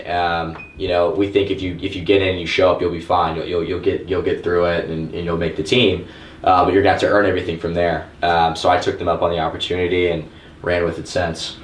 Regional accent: Orange County, Florida, United States; I'm from Orange County, Florida.

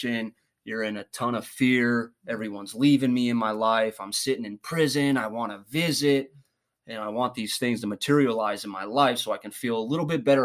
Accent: Minnesota, United States; moved away; also born or lived in East Mesa, Arizona; originally, I was from Minnesota

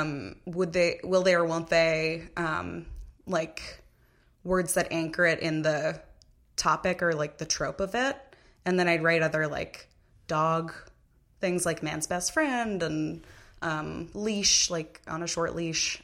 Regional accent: Massapequa, New York, United States; I'm from Massapequa, Long Island, New York

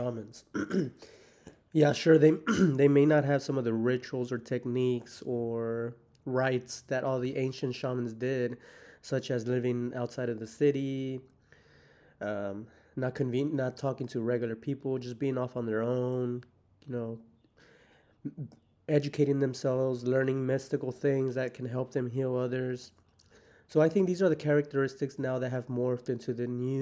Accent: Houston, Texas, United States; I'm from Houston

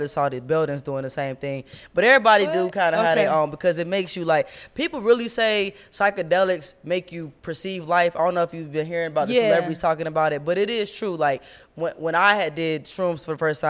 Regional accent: Cincinnati, Ohio, United States; I'm from Cincinnati.

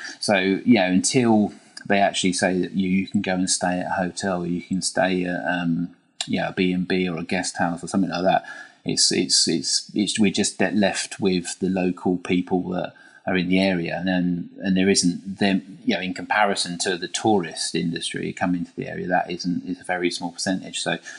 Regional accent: United Kingdom; I think I see myself as lucky as being British and being able to live in Britain

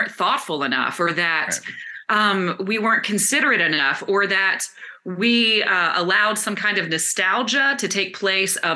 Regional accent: the South, United States; And I grew up in the South in beauty pageants.

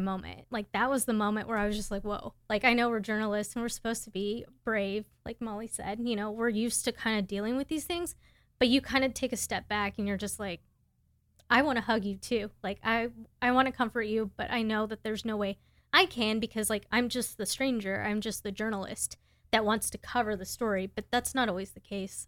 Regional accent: Houston, Texas, United States; I'm from Houston, Texas

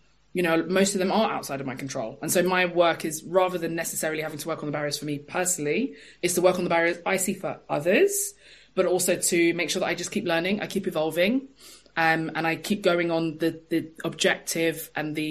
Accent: London, United Kingdom; I'm from East London

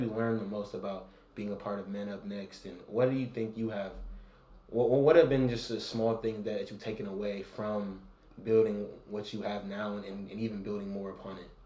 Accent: San Francisco, California, United States; I'm from San Francisco

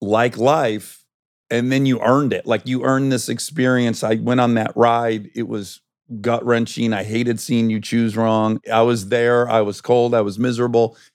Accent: Michigan, United States; moved away; we're both from Michigan.

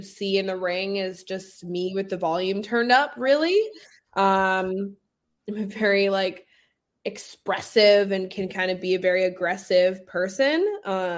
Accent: Rutland, Massachusetts, United States; I grew up in Rutland.

